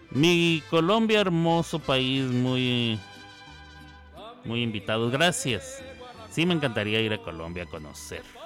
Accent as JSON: {"language": "Spanish", "region": "Chihuahua", "country": "Mexico", "moved": "yes", "lives_now": "Oklahoma City, United States", "said": "yo no soy de la tierra tapatía, soy del norte, de la bellísima, bien ponderada, la más iluminada y la más gloriosa, la más, la más eterna, la completa la linda ciudad de Chihuahua, Chihuahua"}